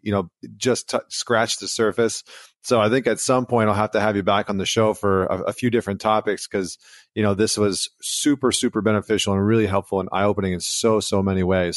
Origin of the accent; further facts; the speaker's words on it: Canada; I'm from Canada